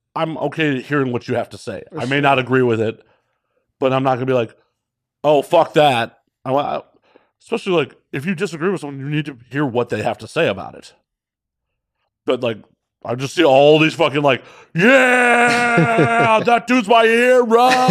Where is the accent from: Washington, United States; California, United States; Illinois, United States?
Illinois, United States; Chicago; also born or lived in Las Vegas, Nevada; now in Los Angeles, United States; I'm from Chicago originally